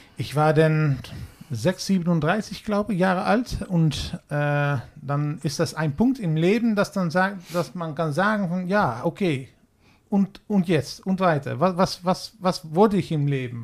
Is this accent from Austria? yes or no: no; Netherlands; German is a second language; wir haben in Holland